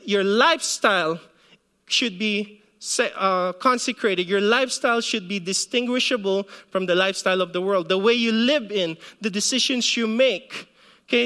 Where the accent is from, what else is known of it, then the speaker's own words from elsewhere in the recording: Philippines; moved away; when I was growing up in the Philippines